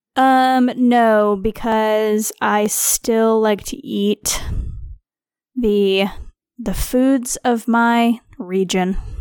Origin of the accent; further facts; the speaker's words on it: Missouri, United States; I am from Missouri, which is just south